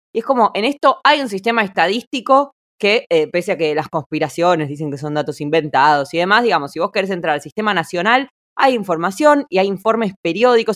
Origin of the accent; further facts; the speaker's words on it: Argentina; moved away as an adult; now in Auckland, New Zealand; nací en Argentina, pero en Auckland, Nueva Zelanda desde hace seis años